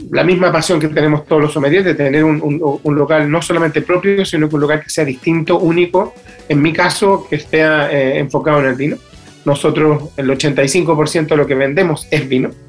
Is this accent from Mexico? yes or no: no; Chile; eh, como chileno, incluir el vino en la canasta familiar